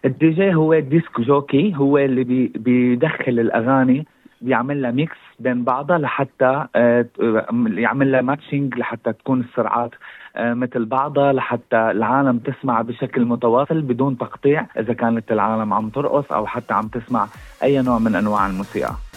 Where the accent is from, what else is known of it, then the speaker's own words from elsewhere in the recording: Syria; moved away as an adult; now in Brisbane, Australia; انا الاصل آه، من سوريا اجيت على استراليا تقريبا من 2016